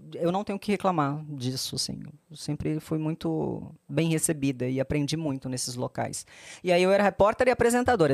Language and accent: Portuguese; Maceió, Alagoas, Brazil; moved away as an adult; now in São Paulo, Brazil; Fui nascida e criada em Maceió.